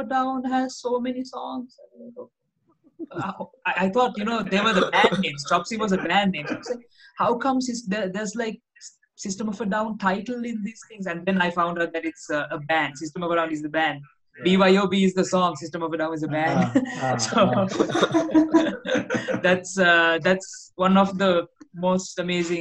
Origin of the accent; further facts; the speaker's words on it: Italy; now in Sri Lanka; I was born and raised in Italy